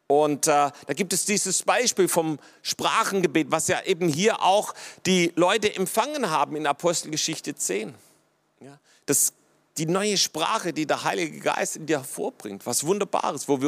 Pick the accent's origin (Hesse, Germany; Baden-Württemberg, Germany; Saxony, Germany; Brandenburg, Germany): Baden-Württemberg, Germany; so als Schwabe hält man das fast nicht aus, wenn, wenn das dann überfließt